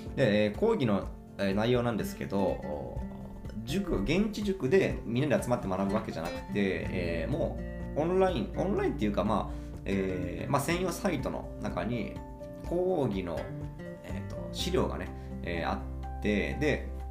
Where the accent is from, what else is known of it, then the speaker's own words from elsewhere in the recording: Imabari, Ehime, Japan; 今治市、私の地元ですね、愛媛県今治市